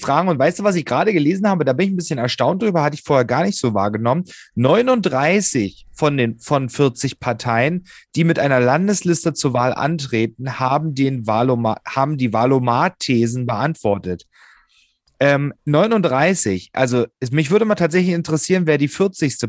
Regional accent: Hoyerswerda, Saxony, Germany; born or raised there; now in Berlin, Germany

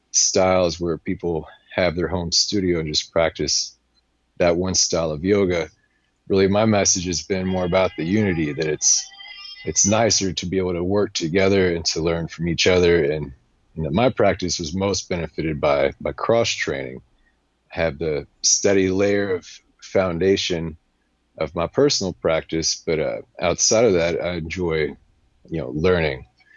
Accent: Alabama, United States; born there; I was born in Alabama, and my wife just pointed out recently a good study that Alabama is the most religious state in our country

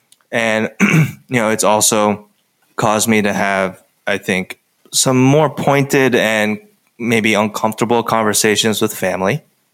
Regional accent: United States; I'll just speak for myself being an American.

